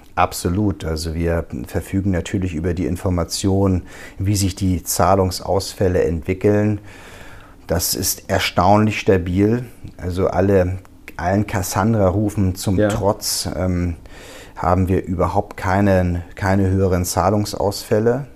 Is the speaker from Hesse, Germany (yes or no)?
no; Schleswig-Holstein, Germany; accent: Hamburger Schleswig-Holsteiner Dialekt; moved away as an adult; now in Wiesbaden, Germany; als Holsteiner bin ich natürlich hier Migrant